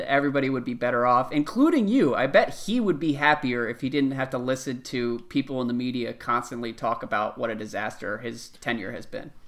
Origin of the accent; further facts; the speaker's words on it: Washington, District of Columbia, United States; my hometown of Washington, D C